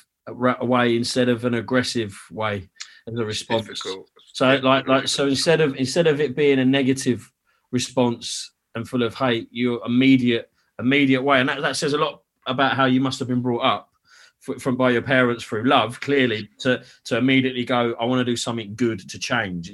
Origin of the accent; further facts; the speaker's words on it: London, United Kingdom; moved away; also born or lived in Essex; I grew up in East London, really. Like I went to school in Oxton